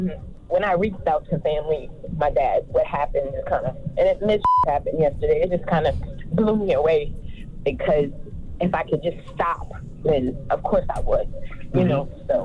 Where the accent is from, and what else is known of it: Louisiana, United States; now in Texas, United States